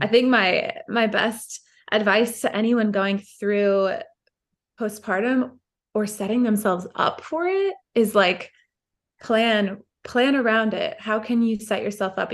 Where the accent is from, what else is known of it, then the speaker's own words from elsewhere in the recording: Midwest, United States; We grew up in the Midwest